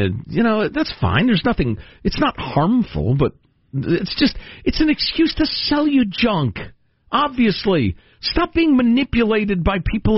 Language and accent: English; Chicago, Illinois, United States; Look, as a Chicagoan and a glutton, I'm here to tell you, people look at the sauce as an afterthought.